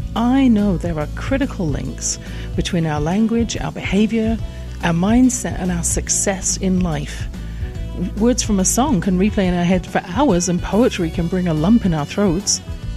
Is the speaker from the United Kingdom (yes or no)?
yes; England, United Kingdom; born or raised there